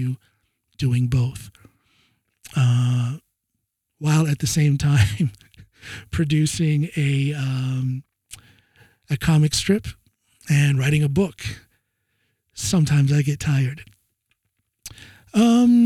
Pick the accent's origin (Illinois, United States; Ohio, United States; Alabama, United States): Ohio, United States; moved away as an adult; now in Norway; I'm from way out in the boonies, out in the sticks there